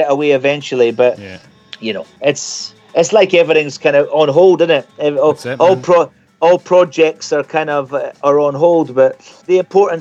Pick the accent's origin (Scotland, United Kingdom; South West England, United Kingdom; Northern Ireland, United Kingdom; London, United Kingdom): Scotland, United Kingdom; also born or lived in New Zealand; now in Kent, United Kingdom; as a Scotsman